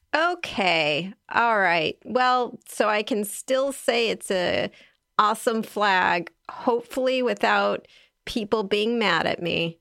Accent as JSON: {"language": "English", "region": "California", "country": "United States", "said": "I'm a Californian"}